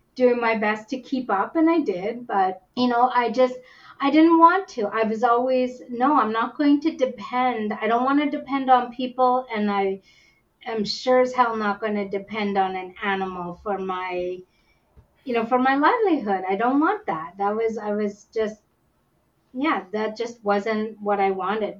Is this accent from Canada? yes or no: yes; Whitehorse, Yukon, Canada; also born or lived in India; I was born in India and adopted to Canada by uh, a Canadian couple, and I was number five out of the six children to be adopted into our family. And uh, we, I was raised up in the Yukon, up in Whitehorse.